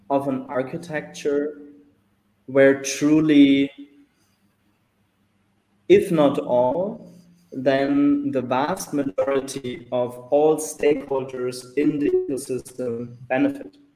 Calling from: Mexico; So I'm dialing in from Mexico.

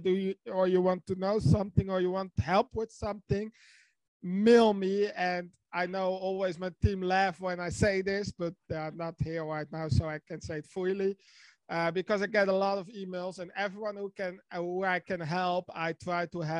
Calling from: Netherlands; English is a second language; from the Netherlands

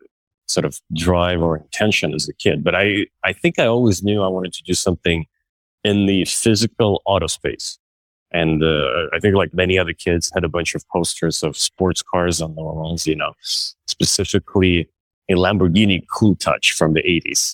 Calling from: Brooklyn, New York, United States; The rainy Brooklyn Navy Yard.

